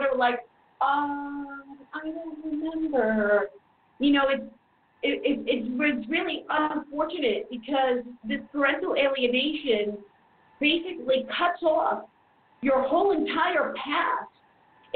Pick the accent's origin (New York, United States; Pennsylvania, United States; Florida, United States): New York, United States; New York City; moved away as an adult; now in Germany; I'm from the same county as Donald Trump, Queens